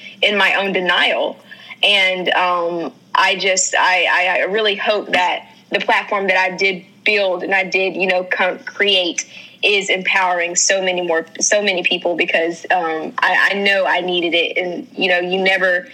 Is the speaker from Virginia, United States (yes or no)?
no; North Carolina, United States; I am from North Carolina. I am a country girl at heart.